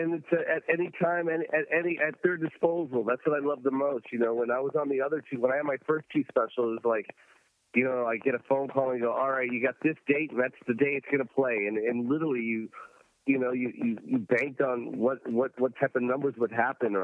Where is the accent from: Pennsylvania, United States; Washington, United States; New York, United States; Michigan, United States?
Washington, United States; Tacoma; I'm from Tacoma, Washington